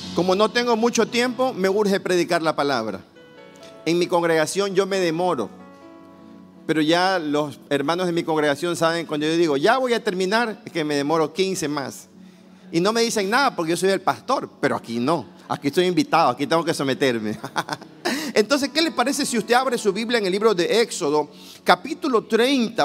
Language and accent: Spanish; Guayaquil, Guayas, Ecuador; Soy guayaquileño, madera de guerrero. Vengo de Guayaquil, una ciudad caliente, el puerto principal de mi país, Ecuador